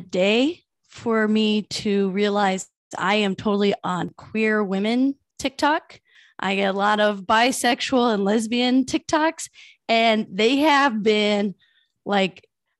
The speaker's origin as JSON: {"language": "English", "region": "Iowa", "country": "United States", "moved": "yes", "said": "I'm from Iowa during like the meth epidemic."}